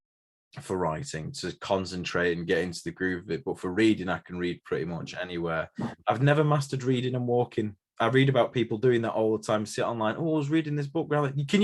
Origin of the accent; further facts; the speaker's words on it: United Kingdom; being British